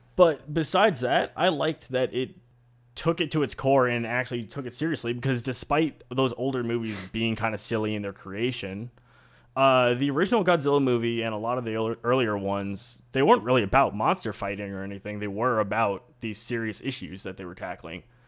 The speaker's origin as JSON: {"language": "English", "region": "Buenos Aires", "country": "Argentina", "said": "I'm from Buenos Aires"}